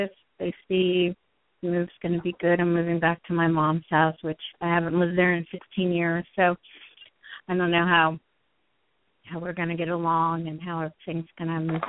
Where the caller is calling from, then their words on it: New Jersey, United States; I'm calling from New Jersey.